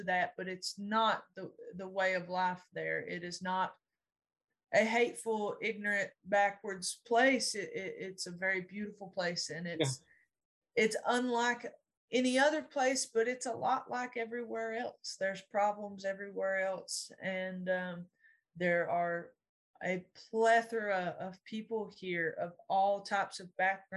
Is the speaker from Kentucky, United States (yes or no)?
yes; Lee County, Eastern Kentucky, United States; I did not know that I should be proud that I was from Lee County, Kentucky